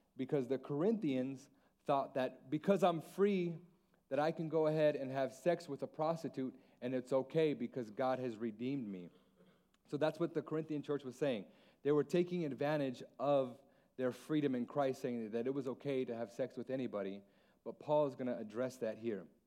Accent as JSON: {"language": "English", "region": "Alaska", "country": "United States", "tie": "born or raised there", "also_born_or_lived": "San Antonio", "moved": "yes", "lives_now": "Guam", "said": "Mexican Hawaiian, born and raised in Alaska"}